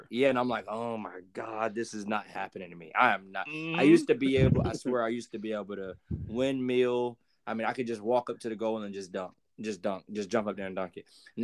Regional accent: Jacksonville, United States; where I'm from Jacksonville

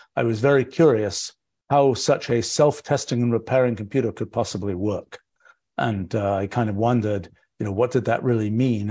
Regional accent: England, United Kingdom; I was growing up in England

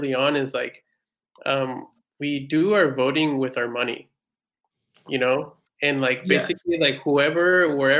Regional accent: United States; also born or lived in Mexico; now in Paris, France; I'm American, Mexican-American.

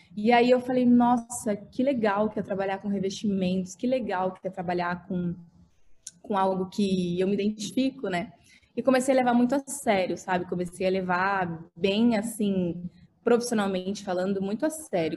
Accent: Dourados, Mato Grosso do Sul, Brazil; moved away as an adult; now in São Paulo, Brazil; eu vim de Dourados, no Mato Grosso do Sul

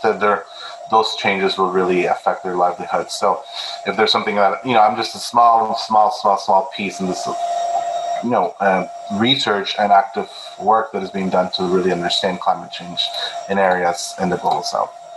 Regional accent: Milton, Ontario, Canada; also born or lived in Peru; now in Hamilton, Canada; I grew up in Milton when it was a very small town

